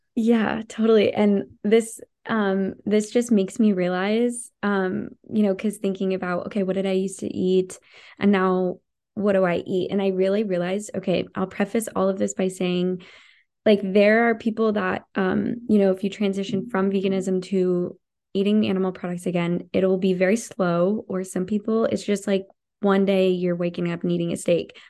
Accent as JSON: {"language": "English", "country": "United States", "also_born_or_lived": "Montana", "said": "I'm from Idaho, Washington, people are always hunting"}